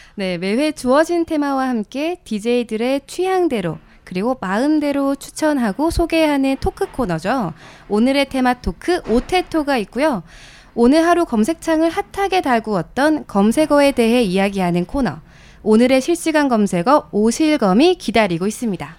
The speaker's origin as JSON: {"language": "Korean", "region": "Ulsan", "country": "South Korea", "tie": "born or raised there", "moved": "yes", "said": "제 고향이 울산이에요. 경상도에 있는 음. 남쪽 나라 울산"}